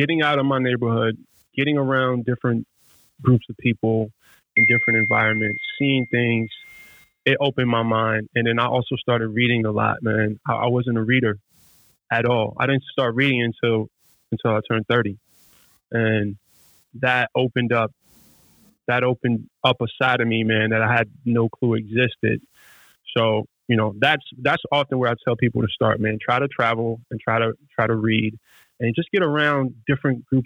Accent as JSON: {"language": "English", "town": "New York City", "region": "New York", "country": "United States", "tie": "born or raised there", "said": "I'm from Brownsville, Brooklyn, which is one of literally the worst neighborhoods in America"}